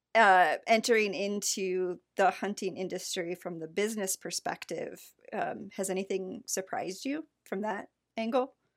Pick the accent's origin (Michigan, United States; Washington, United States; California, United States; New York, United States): Michigan, United States; South Central; I grew up South Central